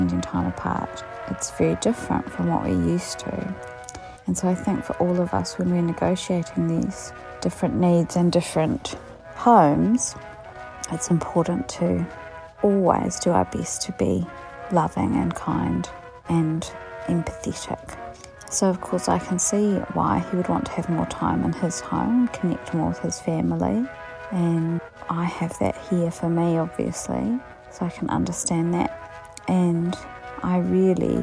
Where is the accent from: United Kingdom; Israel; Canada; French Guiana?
United Kingdom; England; moved away as an adult; now in Dunedin, New Zealand; I came back here from England, having gone over there when I was 7